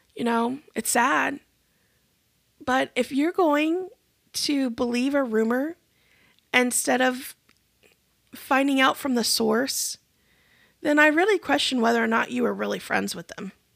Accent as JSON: {"language": "English", "country": "United States", "said": "As American Christians"}